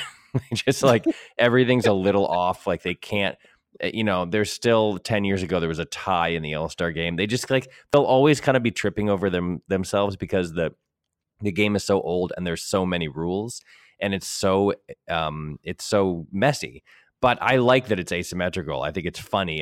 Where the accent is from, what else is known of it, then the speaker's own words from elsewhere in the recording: New England, United States; now in Los Angeles, United States; growing up in New England